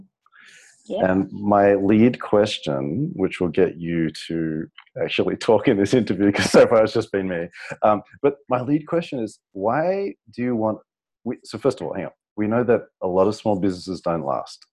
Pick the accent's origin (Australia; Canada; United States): Australia; Sydney, New South Wales; moved away; I'm from Sydney